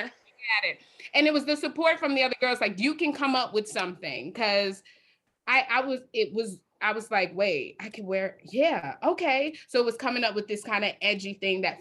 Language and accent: English; Chicago, Illinois, United States; I'm from Chicago, South Side. So I am from Chicago, born and raised